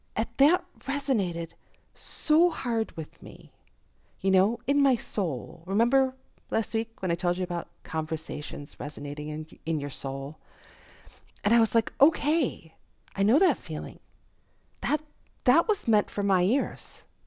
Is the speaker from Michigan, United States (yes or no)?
no; Jacksonville, Florida, United States; I'm a nobody from Jacksonville.